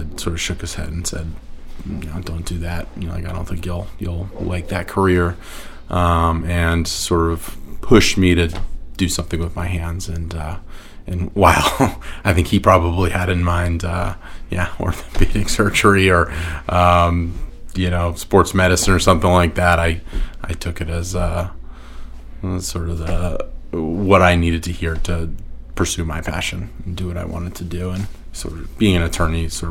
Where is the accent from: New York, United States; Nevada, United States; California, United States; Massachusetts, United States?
Massachusetts, United States; Newton; moved away; also born or lived in Cape Cod, Massachusetts / Lewiston, Maine; raised in the Boston area, Newton, Massachusetts